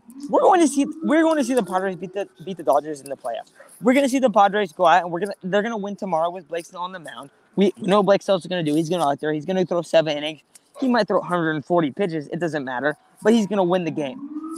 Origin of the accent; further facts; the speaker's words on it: San Diego, California, United States; My dad is a firefighter in San Diego. … lives in San Diego. We're from San Diego.